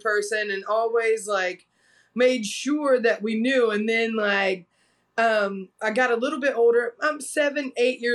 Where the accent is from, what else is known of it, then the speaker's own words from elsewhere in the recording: South Carolina, United States; also born or lived in Brevard, North Carolina; now in Asheville, United States; we went back to South Carolina, where my mom's family is from